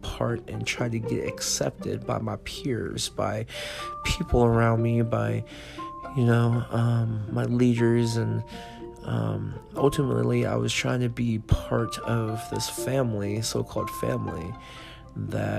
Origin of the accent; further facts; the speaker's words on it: California, United States; moved away as an adult; also born or lived in Nevada; I left my home state of California and I went to the state of Nevada